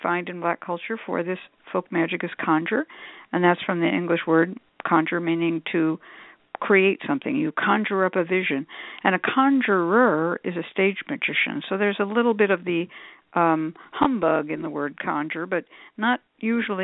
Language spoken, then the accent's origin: English; Berkeley, California, United States; also born or lived in San Francisco, California / Oakland, California; I was born in San Francisco and raised pretty much in Berkeley and in Oakland